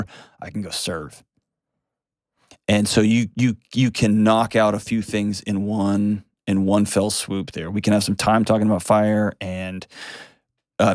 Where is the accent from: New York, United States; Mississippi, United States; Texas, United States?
Texas, United States; My home state of Texas